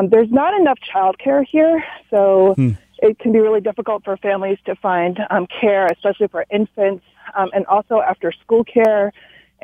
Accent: Allentown, Pennsylvania, United States; now in Royal Oak, United States; I'm from Allentown, Pennsylvania area.

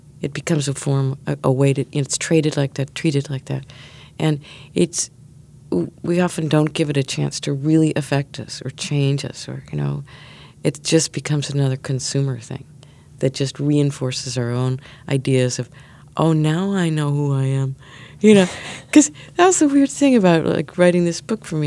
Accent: near Chicago, Illinois, United States; now in New York, United States; I grew up near Chicago and then moved to New York

